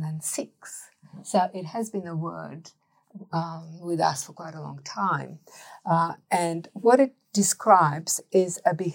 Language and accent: English; Australia; the culture and the expectation that we are Australian, therefore we eat meat.